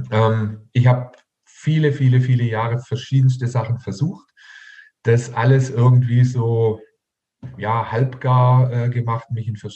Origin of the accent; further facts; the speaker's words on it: Heilbronn, Baden-Württemberg, Germany; Hier in meiner Heimatstadt in Heilbronn waren amerikanische Atomraketen äh, stationiert direkt vor unserer Haustüre.